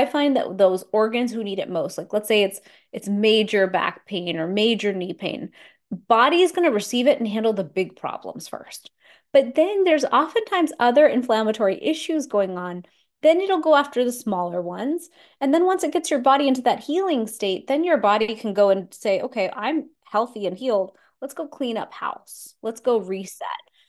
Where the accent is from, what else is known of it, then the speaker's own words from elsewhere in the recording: India; I was like, wow, just being Indian, I eat this every day. I get turmeric, coriander, cumin, cinnamon in my garam masala.